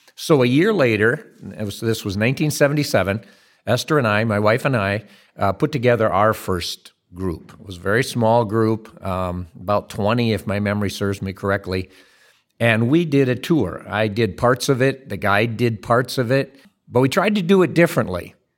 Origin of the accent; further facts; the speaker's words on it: Dutton, Michigan, United States; where I grew up over in Dutton, Michigan, and see what's left of the family farm there